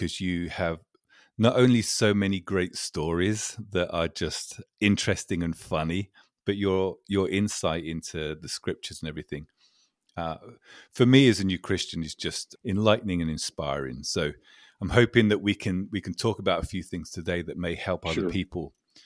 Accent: England, United Kingdom; As an Englishman

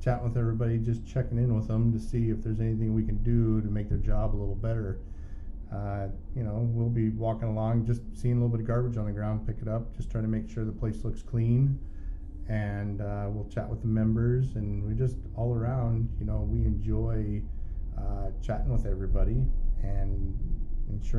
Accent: Warrenton, Oregon, United States; I grew up in Warrenton.

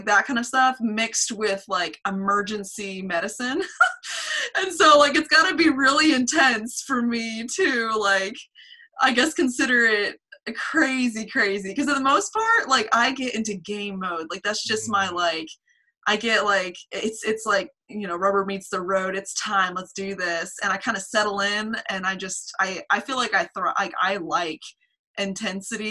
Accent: Asheville, North Carolina, United States; also born or lived in Wilmington, North Carolina; I grew up here

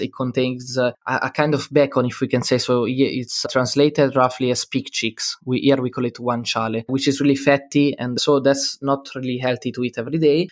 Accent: Italy; I'm from Italy and I'm 18.

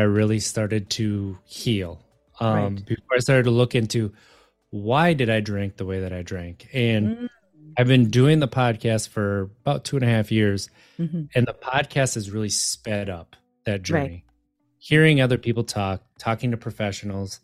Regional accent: Wisconsin, United States; moved away; I grew up in Wisconsin.

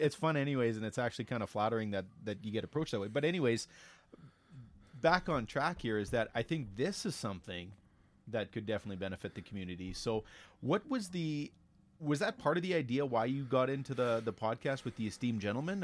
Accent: Elk Point, Alberta, Canada; we both grew up in the same small town

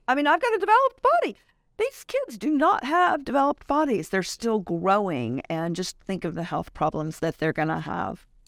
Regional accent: Louisiana, United States; moved away as an adult; now in Richardson, Texas, United States; I am from Louisiana originally. We moved here right after we got married

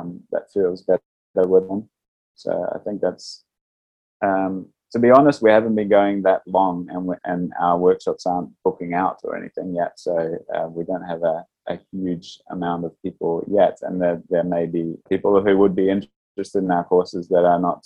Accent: New Zealand; moved away as an adult; also born or lived in Amsterdam, Netherlands; because I grew up in New Zealand before moving to Amsterdam

